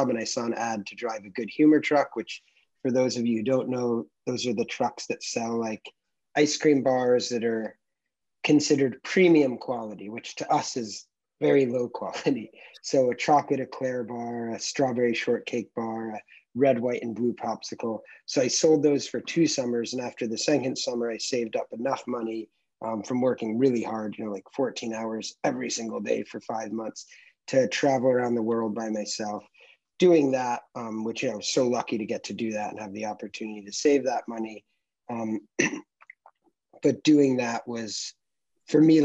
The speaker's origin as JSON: {"language": "English", "region": "Connecticut", "country": "United States", "tie": "born or raised there", "said": "I was born in Connecticut and I grew up there, one of four kids"}